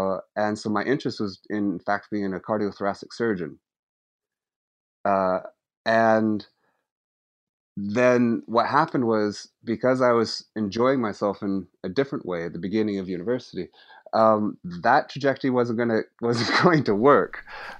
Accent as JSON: {"language": "English", "town": "Seattle", "region": "Washington", "country": "United States", "also_born_or_lived": "San Francisco", "moved": "as an adult", "lives_now": "United Kingdom", "said": "I come from the West Coast of the States, and specifically Seattle and San Francisco. And I left the States when I was about 23 and moved to Britain and spent the next 25 years living in Europe, in particular in the UK, Scotland, and England."}